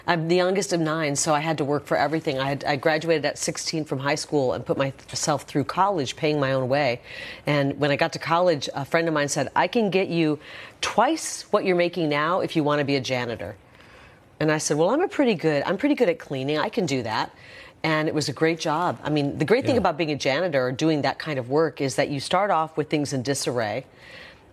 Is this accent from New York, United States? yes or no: no; Iowa, United States; I grew up in Iowa.